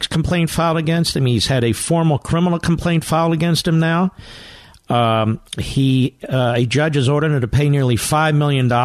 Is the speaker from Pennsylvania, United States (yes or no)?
yes; Philadelphia, Pennsylvania, United States; I'm from Philly. I love my Philly folks, too.